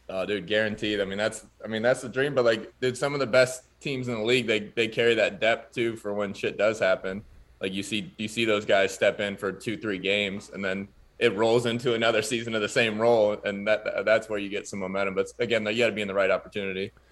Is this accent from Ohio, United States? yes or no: yes; Pickerington, Ohio, United States; my hometown, like, Pickerington, Pataskala, Ohio area.